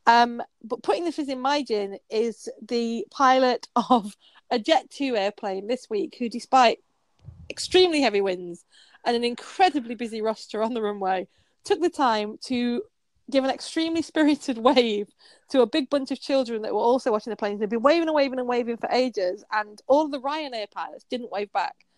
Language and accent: English; Yorkshire and the Humber, United Kingdom; I'm from Yorkshire, an amazing place